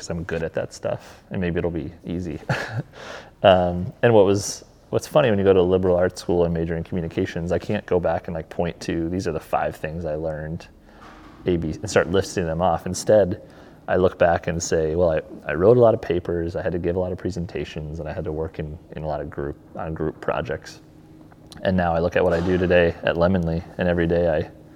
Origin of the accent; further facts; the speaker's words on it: Brookings, South Dakota, United States; also born or lived in Northeast Iowa; I grew up in Brookings